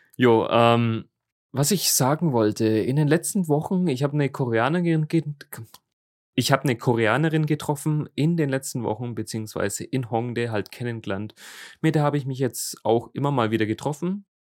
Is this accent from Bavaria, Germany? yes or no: yes; Middle Franconia, Bavaria, Germany; im Frankenländle, bei uns in Mittelfranken